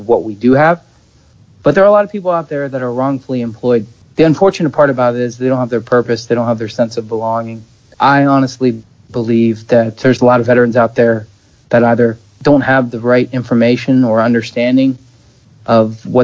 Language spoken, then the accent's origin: English; outside of Philadelphia, Pennsylvania, United States; I grew up outside of Philadelphia.